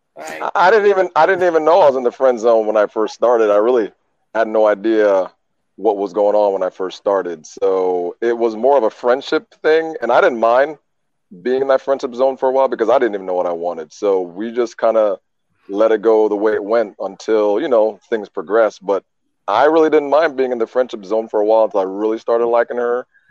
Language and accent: English; Jamaica; I was born in Jamaica.